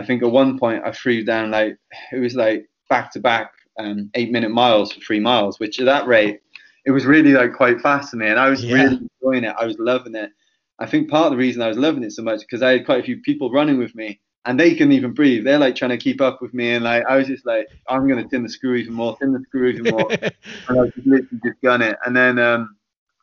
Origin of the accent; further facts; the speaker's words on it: Penarth, Wales, United Kingdom; my hometown of Penarth